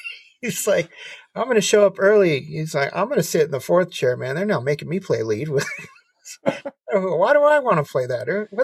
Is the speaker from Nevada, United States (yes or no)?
yes; Las Vegas, Nevada, United States; growing up in Vegas and playing on all the shows on the strip and stuff